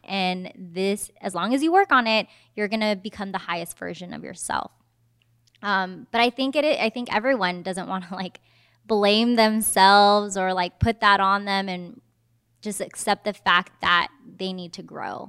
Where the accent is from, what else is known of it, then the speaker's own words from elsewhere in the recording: Fremont, California, United States; moved away as an adult; also born or lived in Washington, D.C.; now in Southeast Georgia, United States; I'm from the Bay Area, Fremont, California